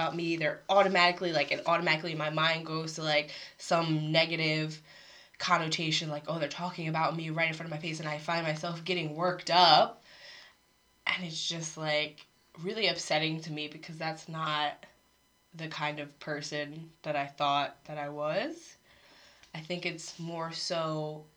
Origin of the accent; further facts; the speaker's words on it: Harrisburg, Pennsylvania, United States; moved away as an adult; now in South Korea; I've grown up around so many different cultures, Spanish speakers, Vietnamese speakers, Korean speakers. Where I grew up in Pennsylvania was just like very diverse.